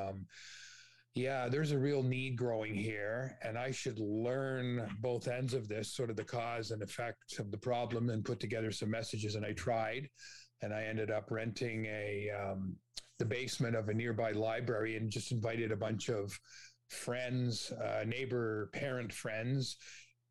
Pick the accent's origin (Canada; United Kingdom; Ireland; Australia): Canada; Toronto, Ontario; grew up in Scarborough